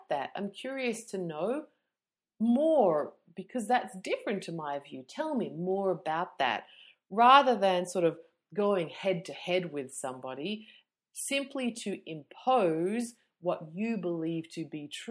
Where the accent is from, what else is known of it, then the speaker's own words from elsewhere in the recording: Melbourne, Victoria, Australia; I'm from Melbourne